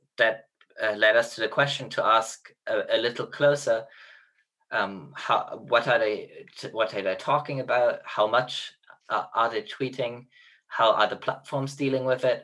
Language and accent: English; Germany; now in Oxford, United Kingdom; interned in a diplomatic mission of my home country, Germany